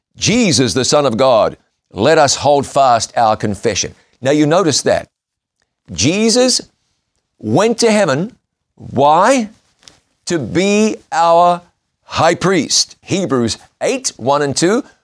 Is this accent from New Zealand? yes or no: yes; New Zealand; my home country of New Zealand